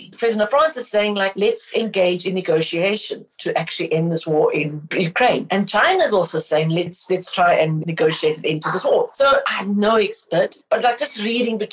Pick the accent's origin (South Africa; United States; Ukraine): South Africa